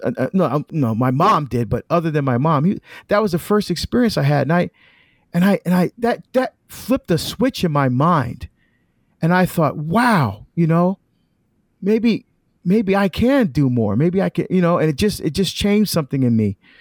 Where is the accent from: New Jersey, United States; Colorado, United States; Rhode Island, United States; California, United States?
New Jersey, United States; also born or lived in Barbados; We immigrated to the United States when I was about three years old to, uh, New Jersey. And that's where, uh, that's where we grew up.